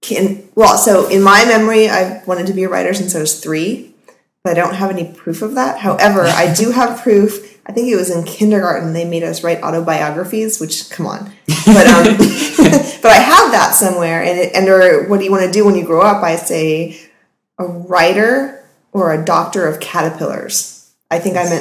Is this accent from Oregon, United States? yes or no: no; Marin County, California, United States; also born or lived in Texas / San Francisco; Marin County was where I was sort of forced to grow up